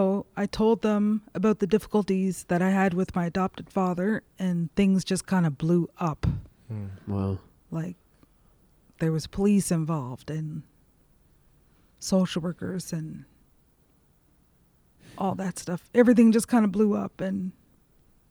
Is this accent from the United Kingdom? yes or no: no; Miramichi River, New Brunswick, Canada; I grew up right on the Miramichi River and would spend most of my days either walking the beach or swimming in the river